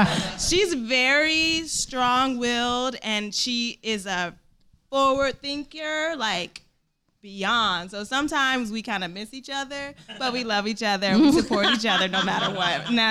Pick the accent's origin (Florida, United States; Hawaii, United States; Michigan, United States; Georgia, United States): Michigan, United States; Detroit; born or raised there